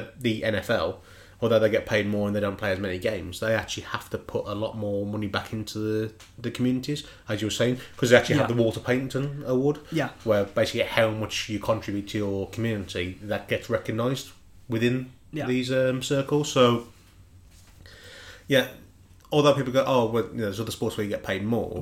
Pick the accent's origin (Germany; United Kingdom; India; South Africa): United Kingdom; Black Country, West Midlands; accent: Dudley; moved away; where I grew up in the Black Country